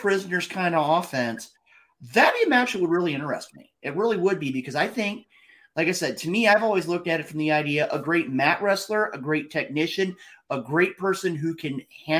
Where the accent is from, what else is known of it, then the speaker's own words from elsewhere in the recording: Midwest, United States; I'm coming from the Midwest